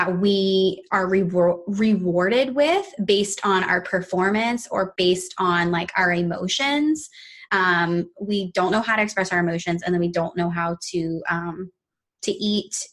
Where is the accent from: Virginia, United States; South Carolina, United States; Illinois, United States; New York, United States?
Virginia, United States; we grew up in Virginia, like from the South